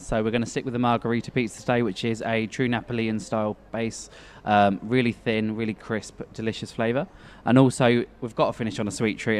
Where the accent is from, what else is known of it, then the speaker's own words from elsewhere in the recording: Norfolk, East of England, United Kingdom; moved away; I grew up in a very little village in the Norfolk area in the UK